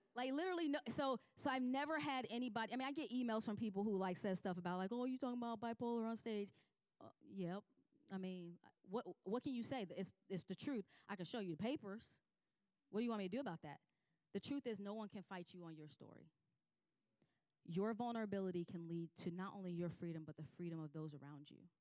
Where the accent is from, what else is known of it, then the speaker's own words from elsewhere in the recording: Chicago, Illinois, United States; moved away; I grew up in Chicago